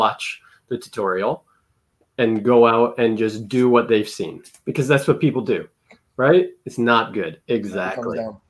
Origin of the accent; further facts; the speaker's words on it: Ontario, Canada; I'm from Ontario, but my French level is very little